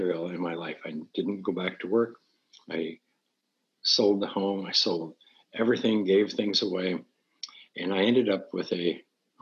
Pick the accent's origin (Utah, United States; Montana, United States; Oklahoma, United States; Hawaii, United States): Montana, United States; moved away; I'm from Montana, so I'm used to pine trees and cold